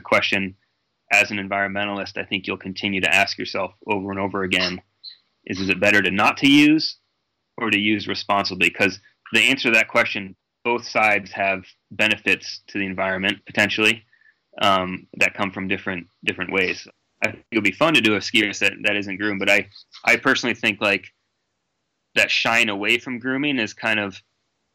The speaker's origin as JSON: {"language": "English", "region": "Vermont", "country": "United States", "tie": "born or raised there", "said": "I'm a sea level guy, you know, born and raised in Vermont."}